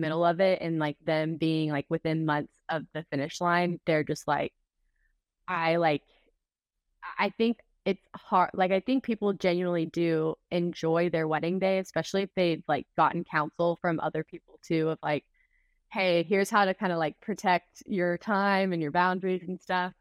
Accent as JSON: {"language": "English", "region": "Texas", "country": "United States", "tie": "born or raised there", "said": "ever since I have grown up in Texas"}